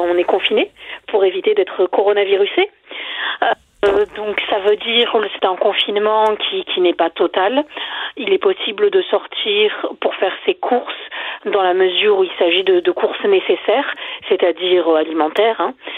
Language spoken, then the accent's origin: French; France